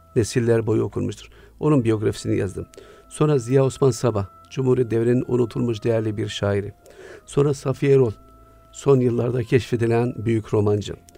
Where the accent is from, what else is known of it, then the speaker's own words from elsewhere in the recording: Siirt, Siirt Province, Turkey; Güneydoğu'nun ücra bir şehrinde Siirt'te doğdum.